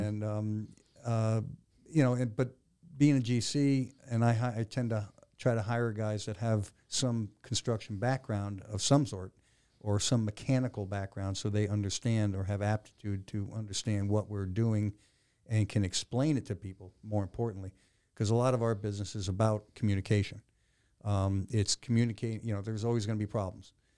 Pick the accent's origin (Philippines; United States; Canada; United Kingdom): United States; Connecticut; moved away as an adult; also born or lived in Maryland; I was born and raised in Connecticut.